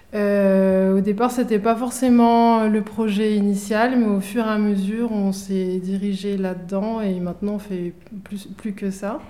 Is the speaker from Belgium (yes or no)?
no; Ivry-sur-Seine, Île-de-France, France; j'ai grandi à Ivry-sur-Seine, dans une cité